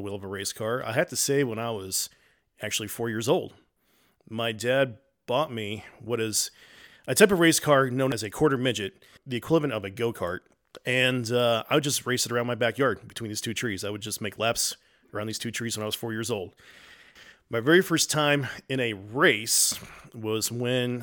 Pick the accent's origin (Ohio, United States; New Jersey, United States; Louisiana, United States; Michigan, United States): New Jersey, United States; Living in my home state of New Jersey, my earliest memories is when I was about 4 years old